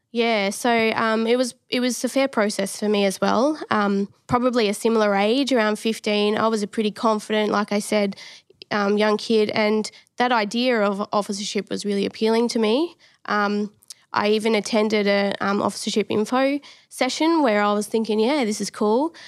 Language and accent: English; Adelaide, South Australia, Australia; moved away as an adult; now in Victoria, Australia; grew up in Adelaide